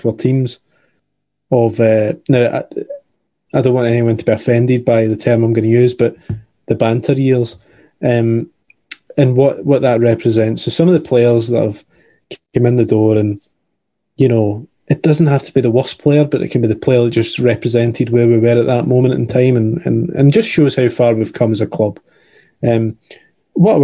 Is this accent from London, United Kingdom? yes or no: no; Bonnyton, Scotland, United Kingdom; a team from my hometown called Bonnet and Thistle, who I incidentally played for at boys club level back in the day